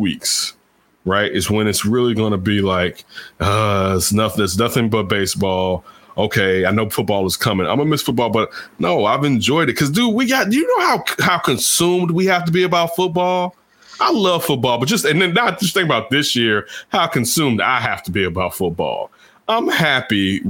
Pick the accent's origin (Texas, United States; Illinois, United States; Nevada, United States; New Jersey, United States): Illinois, United States; Chicago; I grew up in Chicago